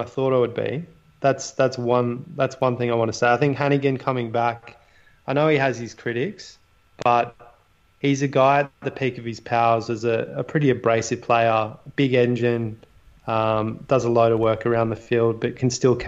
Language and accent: English; New South Wales, Australia; We're from New South Wales.